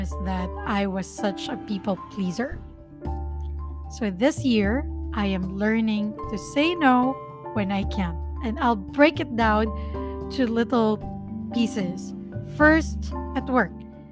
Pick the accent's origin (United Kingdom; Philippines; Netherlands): Philippines; first language Filipino; English is a second language; My first language is still Filipino